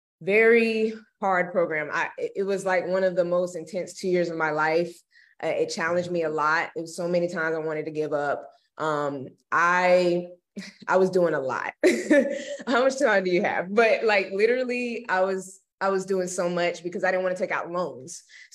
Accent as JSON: {"language": "English", "town": "Jacksonville", "region": "Florida", "country": "United States", "tie": "born or raised there", "also_born_or_lived": "Gainesville, Florida", "said": "so I'm originally from Jacksonville, Florida. Yes. And so I pretty much was raised there majority of my life."}